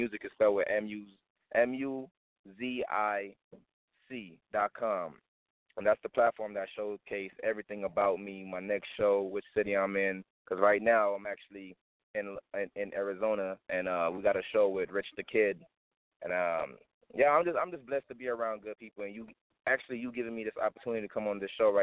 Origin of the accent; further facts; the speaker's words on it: Kingston, Jamaica; also born or lived in South Central Los Angeles; now in Las Vegas, United States; when I came from Kingston, Jamaica, I was brought to South Central LA, and then the family decided to move to Las Vegas